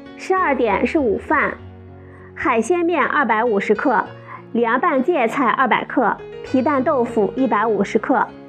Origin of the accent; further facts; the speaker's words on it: China; 我们中国人